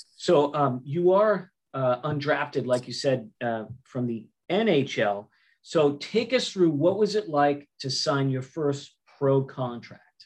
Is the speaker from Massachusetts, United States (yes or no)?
yes; Massachusetts, United States; I'm from Massachusetts